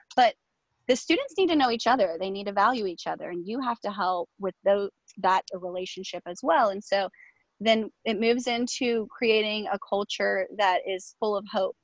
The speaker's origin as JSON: {"language": "English", "town": "Virginia Beach", "region": "Virginia", "country": "United States", "tie": "born or raised there", "said": "I went to school here. So it's like I returned home to my own district."}